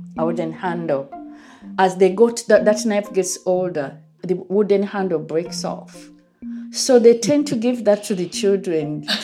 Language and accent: English; Uganda; moved away as an adult; now in England, United Kingdom; I grew up in Uganda and I've been here in England for quite a number of years.